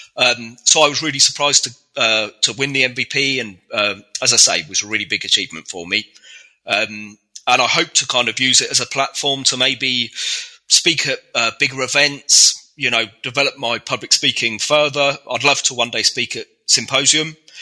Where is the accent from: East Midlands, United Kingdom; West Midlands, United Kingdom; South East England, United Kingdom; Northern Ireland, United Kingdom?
South East England, United Kingdom; Reading; I'm from Reading in the UK